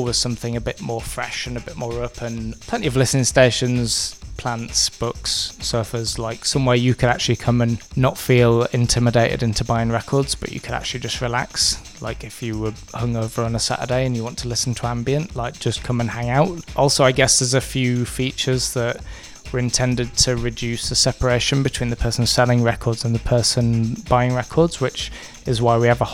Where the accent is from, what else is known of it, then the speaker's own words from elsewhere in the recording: Brighouse, Yorkshire and the Humber, United Kingdom; moved away as an adult; now in London, United Kingdom; I'm from Brighouse in West Yorkshire, and I moved to London 9 years ago